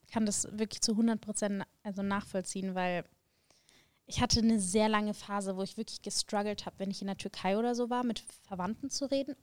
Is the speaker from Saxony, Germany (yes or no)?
no; Augsburg, Bavaria, Germany; moved away as an adult; now in Munich, Germany; ich bin geboren in Augsburg, das ist nicht ganz so weit von München.